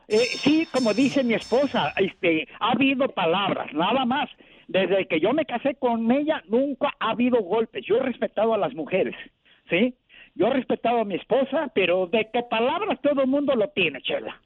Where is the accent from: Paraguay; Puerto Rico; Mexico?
Mexico; Cuernavaca, Morelos; yo soy de Cuernavaca, Morelos